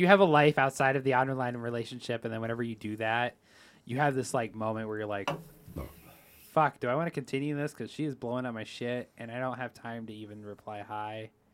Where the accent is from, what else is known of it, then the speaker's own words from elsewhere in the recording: United States; we're from America